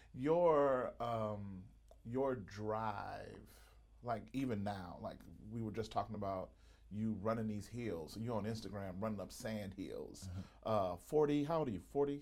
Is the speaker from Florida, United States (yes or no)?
no; Mississippi, United States; I grew up in Mississippi